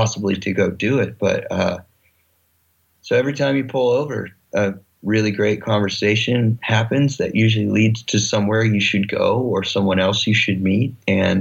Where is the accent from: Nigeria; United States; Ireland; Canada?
United States; Kansas; we're both from Kansas, we come from the same place